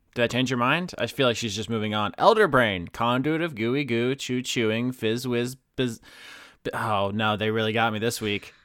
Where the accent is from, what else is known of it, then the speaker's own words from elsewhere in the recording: United States; we're just American